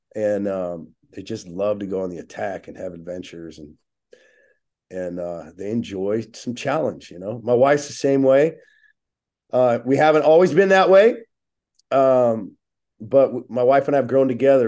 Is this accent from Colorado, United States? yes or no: no; Oceanside, California, United States; I grew up in Oceanside, California